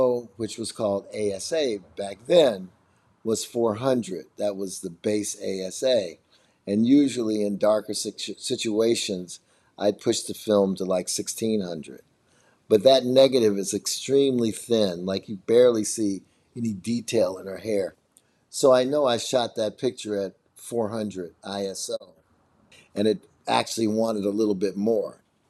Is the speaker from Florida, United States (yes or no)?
no; Chicago, Illinois, United States; I'm from Chicago